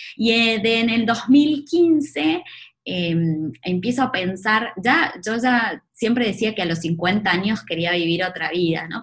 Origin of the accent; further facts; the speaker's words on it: Maipú, Buenos Aires Province, Argentina; moved away; salí de, de Maipú, un pueblo de, la provincia de Buenos Aires